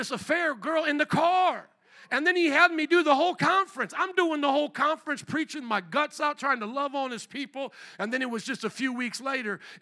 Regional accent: Fort Wayne, Indiana, United States; moved away as an adult; also born or lived in New Orleans, Louisiana; I was born and raised in Fort Wayne, Indiana, a town of about 300,000

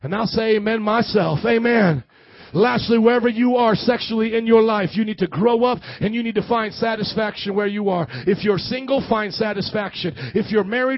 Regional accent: Midwest, United States; moved away; also born or lived in New Orleans; I grew up in the Midwest

